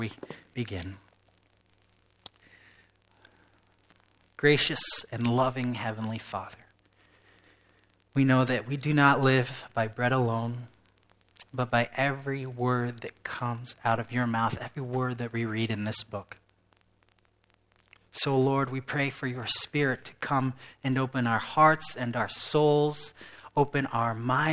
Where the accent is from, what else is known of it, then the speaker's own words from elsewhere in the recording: England, United Kingdom; moved away as an adult; now in West Michigan, United States; I was raised in England, but I've lived in West Michigan